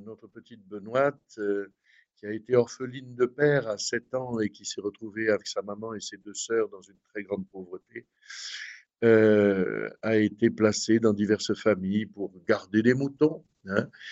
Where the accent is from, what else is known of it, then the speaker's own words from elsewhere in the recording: Aix-en-Provence, Provence-Alpes-Côte d'Azur, France; accent: Midi / southern French; moved away as an adult; now in Notre-Dame-du-Laus, France; comme vous l'entendez à mon accent, évidemment, je suis un homme du Midi et du sud de la France, prêtre du diocèse d'Aix-en-Provence